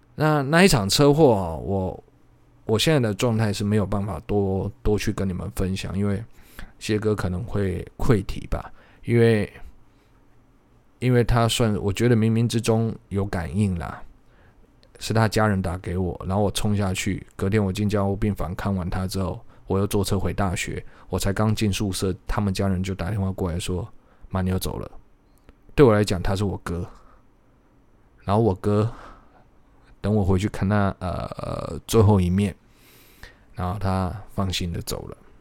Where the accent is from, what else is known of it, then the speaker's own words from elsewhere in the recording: Changhua County, Taiwan; moved away; 这个下礼拜我要回彰化